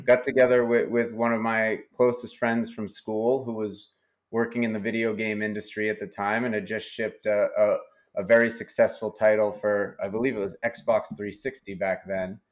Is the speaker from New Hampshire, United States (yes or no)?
yes; New Hampshire, United States; I was born and, and have spent most of my life in New Hampshire